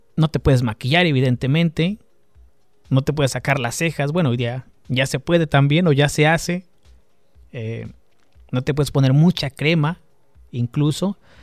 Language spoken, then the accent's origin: Spanish; Mexico; Los que crecimos en México